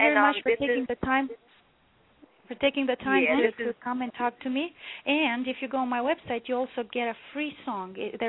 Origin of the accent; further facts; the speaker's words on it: Romania; moved away as an adult; now in Toronto, Canada; Yes, I was born and raised in Romania.